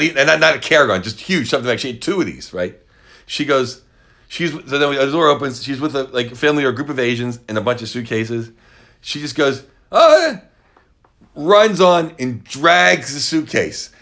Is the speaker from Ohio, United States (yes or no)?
no; Pittsburgh, Pennsylvania, United States; Pittsburgh, Pennsylvania, my hometown